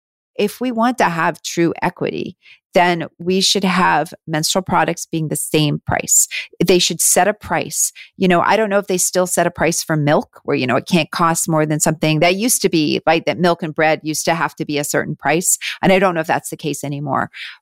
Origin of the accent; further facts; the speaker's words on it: Canada; moved away as an adult; now in United States; I live down here, but I am still Canadian. I'm still very much Canadian, and we are looking at moving back.